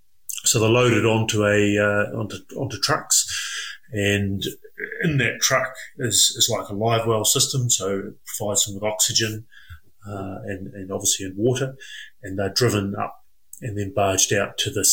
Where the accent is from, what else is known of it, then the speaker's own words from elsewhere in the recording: Chatham Islands, New Zealand; I was brought up on Rikuhu, so Chatham Islands, a small island, pretty much in the middle of the Pacific Ocean, actually, between New Zealand and Chile. And I was brought up there for the first 20 years of my life.